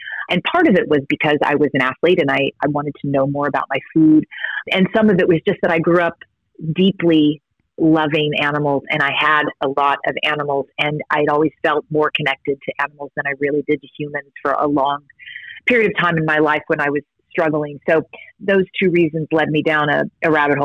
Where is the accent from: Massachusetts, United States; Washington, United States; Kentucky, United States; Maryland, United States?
Kentucky, United States; I grew up in Kentucky